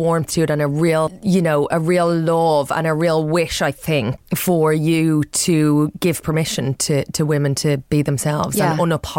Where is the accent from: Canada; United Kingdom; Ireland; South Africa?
Ireland; But deep down, as an Irishman, there's like a default is misery.